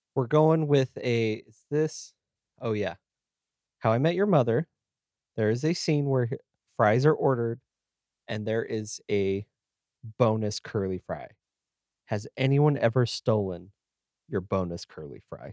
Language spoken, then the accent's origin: English; United States; we're American